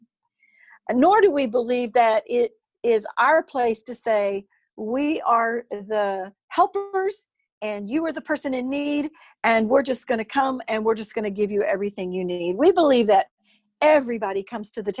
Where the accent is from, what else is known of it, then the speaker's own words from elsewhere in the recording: United States; I'm an American